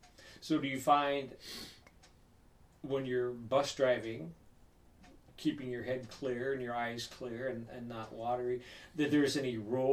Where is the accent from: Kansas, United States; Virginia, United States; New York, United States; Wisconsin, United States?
Wisconsin, United States; I'm from Wisconsin.